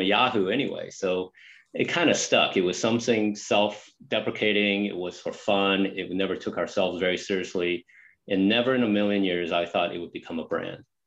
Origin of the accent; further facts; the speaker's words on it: San Jose, California, United States; also born or lived in Taipei, Taiwan; I just love growing up in California, and I'm obviously still a Californian